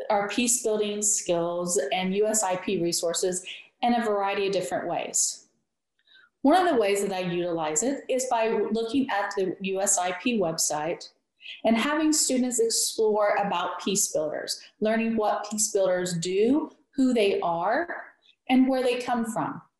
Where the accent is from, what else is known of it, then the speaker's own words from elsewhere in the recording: West Portsmouth, Ohio, United States; also born or lived in Greenup, Kentucky; this is my Peace Teacher Experience. I am from West Portsmouth, Ohio, and I've just completed 14 years at Greenup County High School in Greenup, Kentucky.